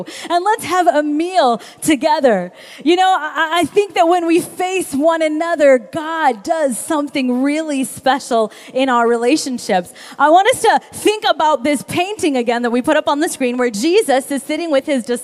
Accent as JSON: {"language": "English", "region": "Kansas", "country": "United States", "tie": "born or raised there", "said": "I grew up in Kansas."}